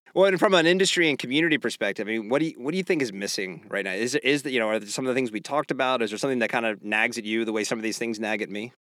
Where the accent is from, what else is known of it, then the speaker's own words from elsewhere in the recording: Pennsylvania, United States; I grew up in Pennsylvania